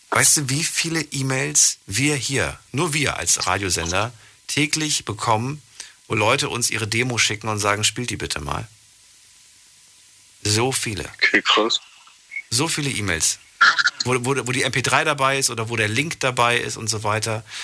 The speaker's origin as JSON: {"language": "German", "town": "Weißenthurm", "region": "Rhineland-Palatinate", "country": "Germany", "said": "Und aus Weißenturm."}